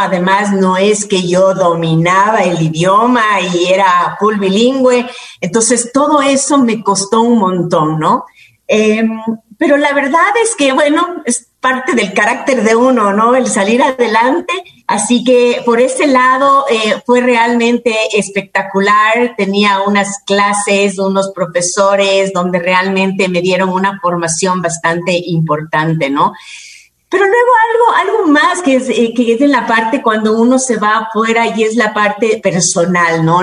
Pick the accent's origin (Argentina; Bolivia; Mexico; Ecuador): Ecuador; Quito, Pichincha; yo soy quiteña